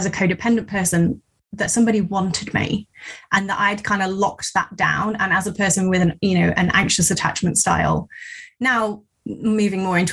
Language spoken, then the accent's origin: English; Midlands, United Kingdom; I'm from the Midlands